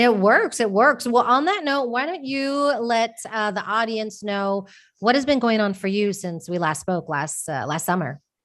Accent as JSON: {"language": "English", "region": "Texas", "country": "United States", "tie": "born or raised there", "moved": "as an adult", "lives_now": "Spain", "said": "I moved from my home state of Texas to Spain"}